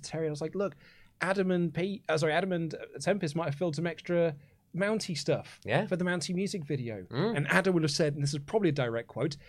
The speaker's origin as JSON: {"language": "English", "region": "England", "country": "United Kingdom", "said": "because we're English"}